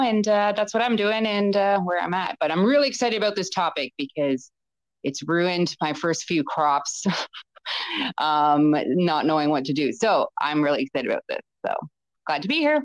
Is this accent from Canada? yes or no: yes; Canada; I'm Canadian.